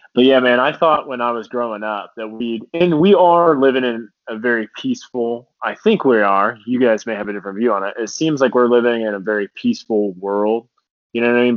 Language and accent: English; Indiana, United States; We're from Indiana, so half the people are IU and the other half are Purdue